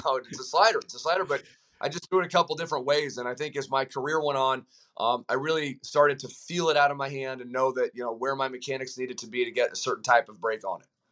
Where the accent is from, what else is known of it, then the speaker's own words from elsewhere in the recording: Colorado, United States; I, I'm from Colorado